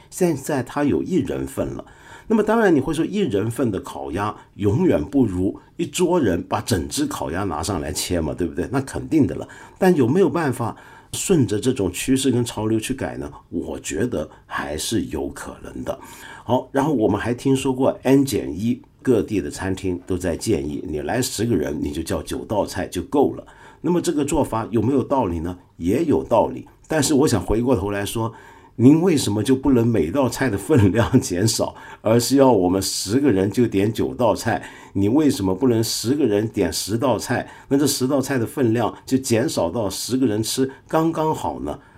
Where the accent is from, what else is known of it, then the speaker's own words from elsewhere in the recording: Taiwan; moved away; 小时候在台湾读唐鲁孙先生的著作